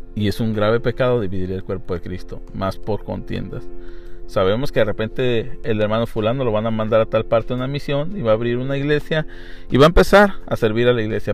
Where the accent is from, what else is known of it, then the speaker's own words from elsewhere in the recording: Mexico; yo puedo decir como mexicano